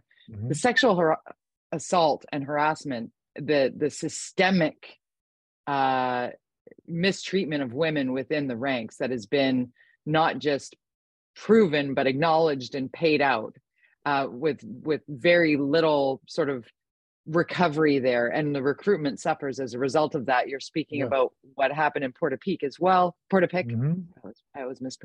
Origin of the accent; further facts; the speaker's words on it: Tsawwassen, British Columbia, Canada; I grew up in Tawasin